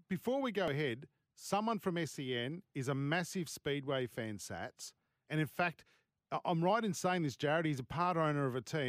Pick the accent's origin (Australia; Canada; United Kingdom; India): Australia; Sydney, New South Wales; I remember growing up in Sydney as well